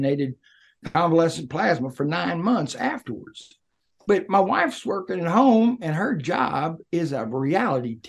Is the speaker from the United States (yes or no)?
yes; Levelland, Texas, United States; also born or lived in California; When I was a kid, I was born in West Texas outside of Lubbock in a little place called Leveland